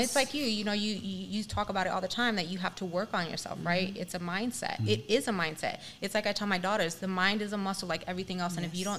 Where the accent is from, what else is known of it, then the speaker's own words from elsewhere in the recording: New York City, New York, United States; now in California, United States; I'm from New York. I was born and raised in the Bronx. My parents, who were never married, got divorced. You know, it was, a Spanish marriage, right?